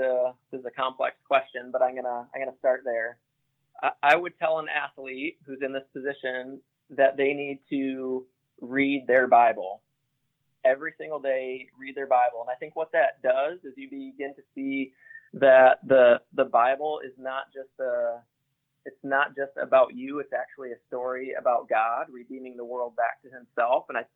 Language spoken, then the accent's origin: English; Grand Rapids, Michigan, United States; born or raised there